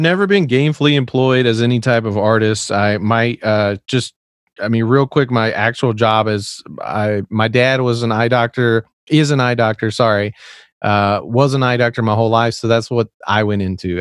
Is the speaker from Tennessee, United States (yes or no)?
yes; Tennessee, United States; accent: Southern; I was actually raised in the South. I'm from Tennessee, and I don't really have much of an accent, but I, I, it'll come out